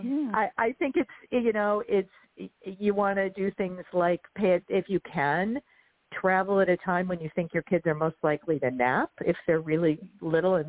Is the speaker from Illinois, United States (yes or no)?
yes; Chicago, Illinois, United States; I'm from Chicago